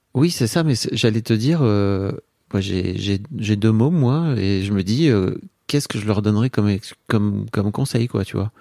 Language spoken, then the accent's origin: French; northern France, France; je viens du nord de la France